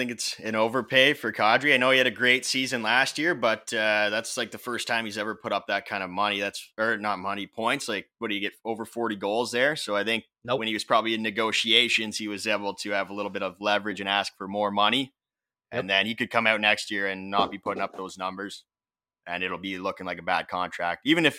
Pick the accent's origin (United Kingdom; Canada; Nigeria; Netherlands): Canada; I'm Canadian.